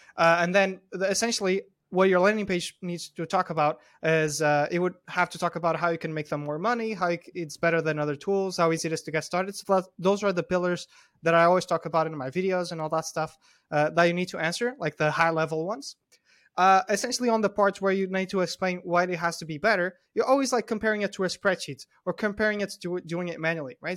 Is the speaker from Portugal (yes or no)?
yes; Porto, Norte, Portugal; I grew up in Porto, Portugal, which is, like, the second biggest city in Portugal.